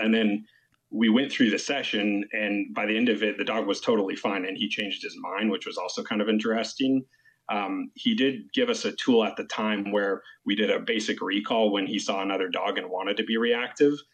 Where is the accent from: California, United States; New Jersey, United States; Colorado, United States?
California, United States; We're actually from California